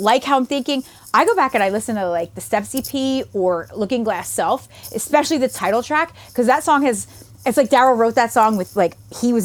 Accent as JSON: {"language": "English", "area": "right outside of Philly", "region": "Pennsylvania", "country": "United States", "tie": "born or raised there", "said": "I grew up right outside of Philly"}